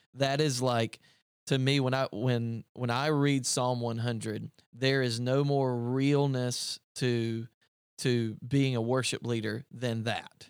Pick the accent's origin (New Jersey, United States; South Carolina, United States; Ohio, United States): South Carolina, United States; upstate; moved away as an adult; also born or lived in Greenville, South Carolina; I came from Greenville, South Carolina. Um, I grew up in the upstate of South Carolina.